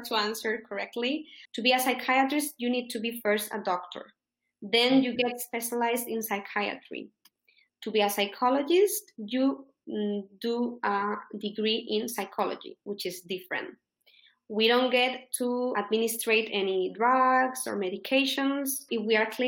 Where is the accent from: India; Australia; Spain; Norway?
Spain; first language Spanish; English is a second language; also born or lived in United States; In Spain, we study English from preschool